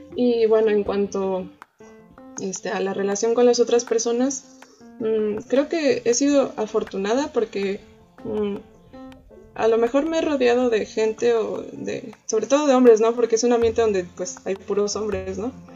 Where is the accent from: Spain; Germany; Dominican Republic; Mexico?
Mexico; Xalapa, Veracruz; also born or lived in Hermosillo, Sonora; yo a la edad de 7 años, o 8 más o menos, eh, viajé a la ciudad de Veracruz porque, bueno, a la ciudad de Jalapa, en el estado de Veracruz.